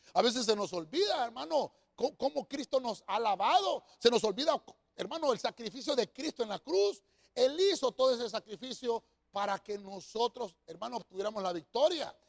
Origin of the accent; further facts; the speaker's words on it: Honduras; nosotros acá en Honduras tenemos nuestro propio acento